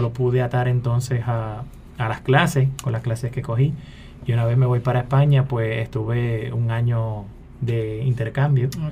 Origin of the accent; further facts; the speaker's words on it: Trujillo Alto, Puerto Rico; also born or lived in San Juan; yo soy nacido en San Juan, criado en Trujillo Alto